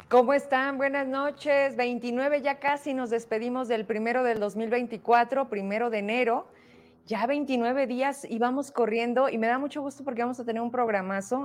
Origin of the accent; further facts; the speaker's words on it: Fresnillo, Zacatecas, Mexico; de dónde vengo, somos de Fresnillo